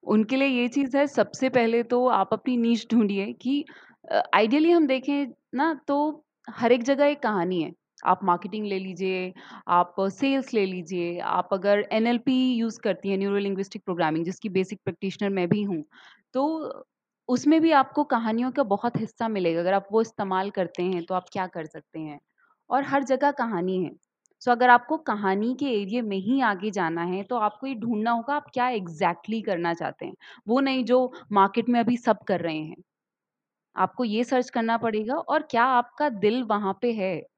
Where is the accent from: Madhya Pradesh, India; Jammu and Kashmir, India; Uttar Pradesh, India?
Uttar Pradesh, India; Chandpur; मैं उत्तर प्रदेश से हूँ और चाँदपुर डिस्ट्रिक्ट बिजनौर जो काफ़ी पिछड़ा हुआ इलाका हुआ करता था उस वक़्त का।